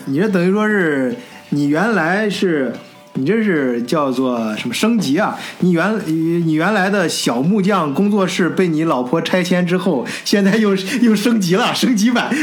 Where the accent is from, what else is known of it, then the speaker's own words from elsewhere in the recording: China; now in Germany; 我跟老张都是中国人